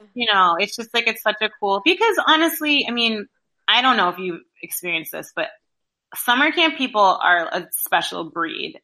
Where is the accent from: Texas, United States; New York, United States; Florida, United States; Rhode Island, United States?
Rhode Island, United States; I am from Rhode Island. I live here now.